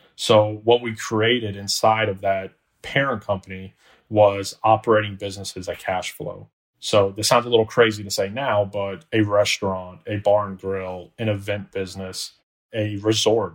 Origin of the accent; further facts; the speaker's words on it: Orlando, Florida, United States; also born or lived in Alabama; born and raised in Orlando, Florida